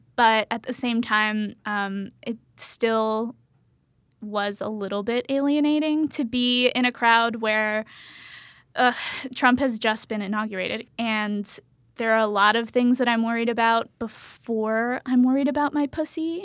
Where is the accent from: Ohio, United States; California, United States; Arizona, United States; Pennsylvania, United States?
Pennsylvania, United States; I'm from Pennsylvania